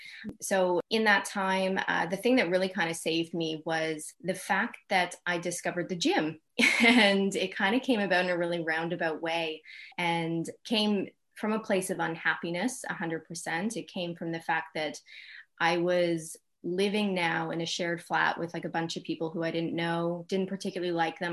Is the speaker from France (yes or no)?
no; Canada; now in London, United Kingdom; as a Canadian in London, I feel like I had a lot of like ownership.